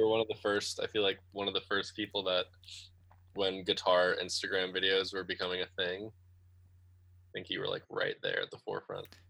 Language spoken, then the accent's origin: English; Great Barrington, Massachusetts, United States; Great Barrington, which is my hometown